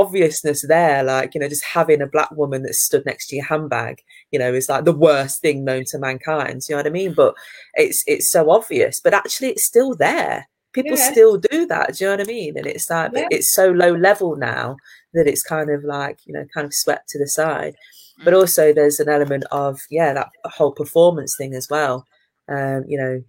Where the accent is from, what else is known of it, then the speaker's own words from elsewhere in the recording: Leicester, East Midlands, United Kingdom; I'm from Leicester, you know, so therefore it was multicultural